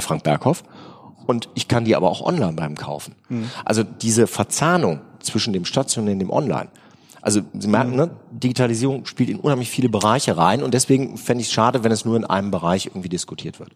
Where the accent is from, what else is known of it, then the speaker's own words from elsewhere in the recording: Remscheid, North Rhine-Westphalia, Germany; ich komme aus Remscheid